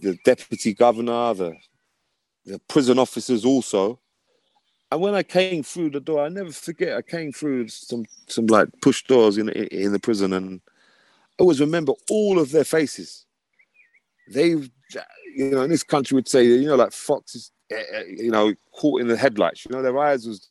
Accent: London, United Kingdom; moved away as an adult; now in north of England, United Kingdom; I'm originally from London. Now I'm in the north of England.

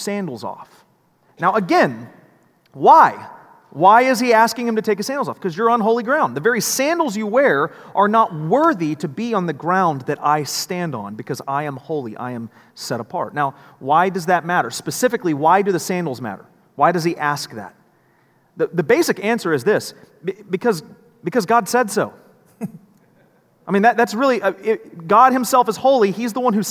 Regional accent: United States; We as Americans

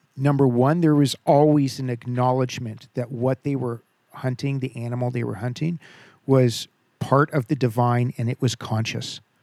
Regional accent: Southern California, United States; born and bred in Southern California

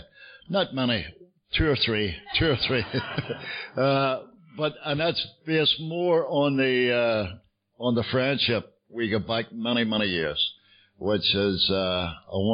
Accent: Belfast, Northern Ireland, United Kingdom; moved away as an adult; now in London, United Kingdom; I get sober in Belfast, you can tell from the accent. I'm not from London. I've lived in London for many years. But I was born in Belfast

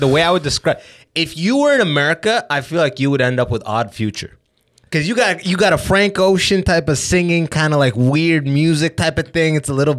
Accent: London, Ontario, Canada; born or raised there

